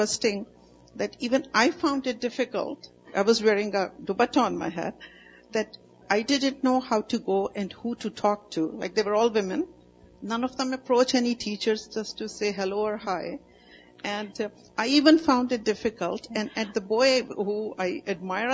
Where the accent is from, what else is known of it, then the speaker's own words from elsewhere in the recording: Pakistan; moved away; I came from Pakistan. That's where I grew up.